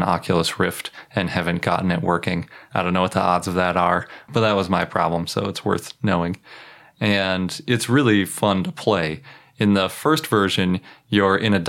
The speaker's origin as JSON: {"language": "English", "town": "Milwaukee", "region": "Wisconsin", "country": "United States", "tie": "born or raised there", "said": "I was born in Milwaukee"}